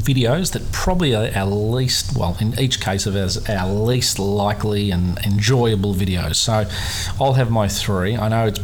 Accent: Melbourne, Victoria, Australia; my hometown of Melbourne

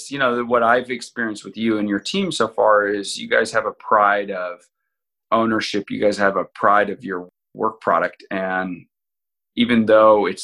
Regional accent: Kodiak, Alaska, United States; moved away as an adult; originally growing up in Kodiak, Alaska

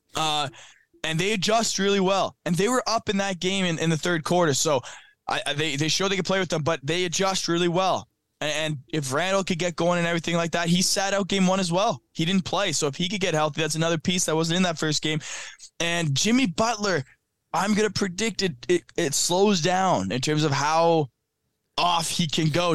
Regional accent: Canada; I'm Canadian

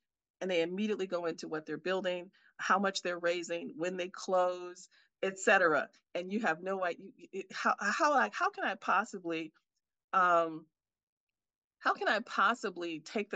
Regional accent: Milwaukee, Wisconsin, United States; moved away as an adult; now in Silicon Valley, United States; I'm here in my hometown of Milwaukee, Wisconsin

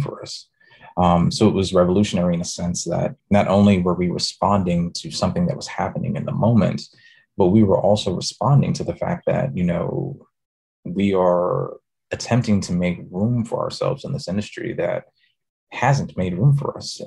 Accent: New York City, New York, United States; moved away as an adult; also born or lived in Brooklyn, New York / Texas; Born in Brooklyn, raised in the Bronx the co op city section to be specific

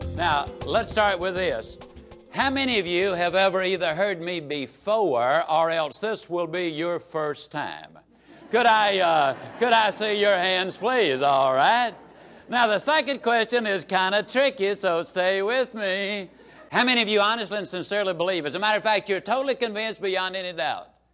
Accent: Yazoo City, Mississippi, United States; small Mississippi town

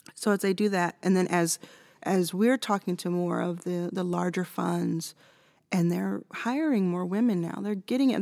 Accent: United States; I'm American

